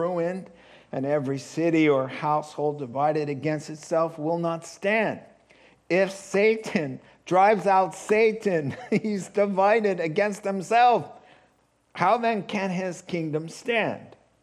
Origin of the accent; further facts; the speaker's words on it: New England, United States; moved away; growing up in New England, where summers are a little different.